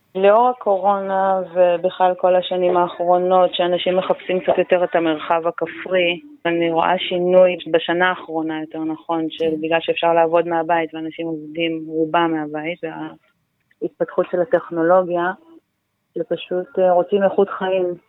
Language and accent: Hebrew; Ein Yahav, Southern District, Israel; אני נולדתי פה, ההורים שלי מהמקימים של המושב